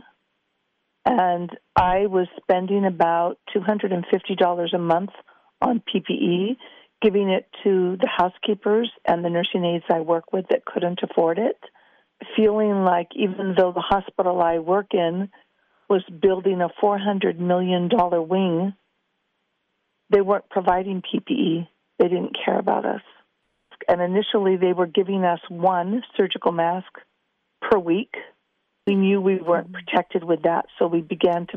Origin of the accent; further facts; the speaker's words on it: Los Angeles, California, United States; I am from Los Angeles, and my mother was a nurse.